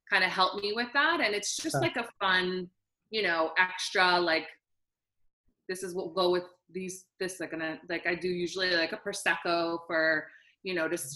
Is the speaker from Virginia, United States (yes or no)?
no; New York City, New York, United States; now in Philadelphia, United States; I'm originally from Brooklyn